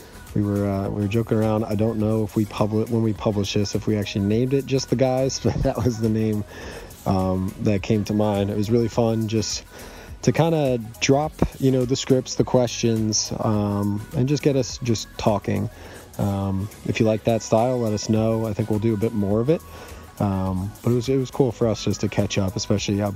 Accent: Madison, Connecticut, United States; my hometown, Madison, Connecticut

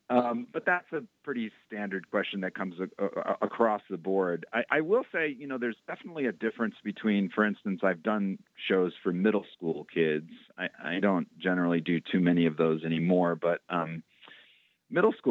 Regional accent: Roxbury, Massachusetts, United States; When I talk about um, growing up in Roxbury, um, there's lots of people that resonates

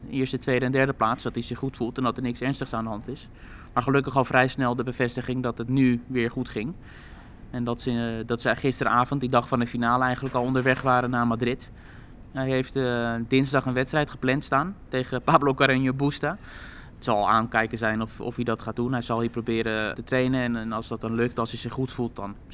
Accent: Netherlands; Want ja, dit toernooi associëren we toch grotendeels met haar. Eh, als Nederlanders zijn.

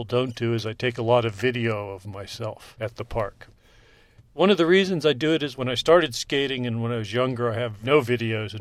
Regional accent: York, Pennsylvania, United States; also born or lived in Canal Zone, Panama; moved back to the United States when I was 3 years old, and grew up in York, Pennsylvania, back east.

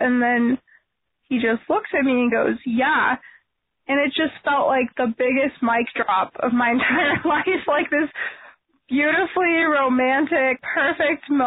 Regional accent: Cincinnati, Ohio, United States; We've been married 2.5 months, and we are from Cincinnati, Ohio

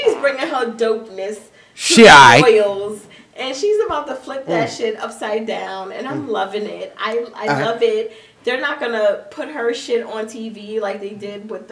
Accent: New York City, New York, United States; I'm from the Bronx

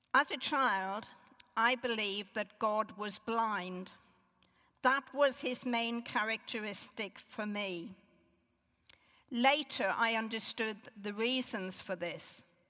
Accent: Northern Ireland, United Kingdom; As a young child growing up in Northern Ireland

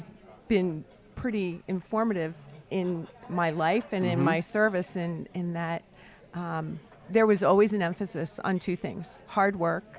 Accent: Camden, New Jersey, United States; now in York County, United States; So I was born in Camden, New Jersey.

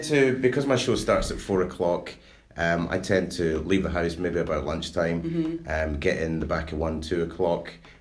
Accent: Glenrothes, Scotland, United Kingdom; I was brought up in Glenrothes

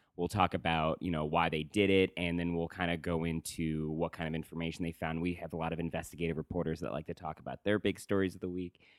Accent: Woodstock, New York, United States; moved away; I'm from Woodstock, New York

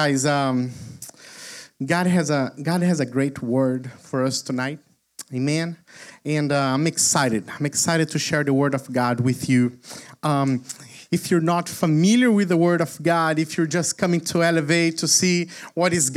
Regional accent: Brazil; moved away; I am originally from Brazil

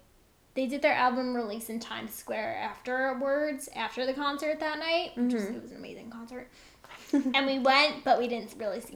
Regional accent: Long Island, New York, United States; I'm from Long Island.

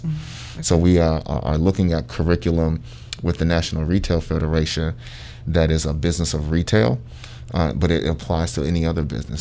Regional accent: Sandusky, Ohio, United States; moved away as an adult; I'm, I'm originally from Sandusky, Ohio

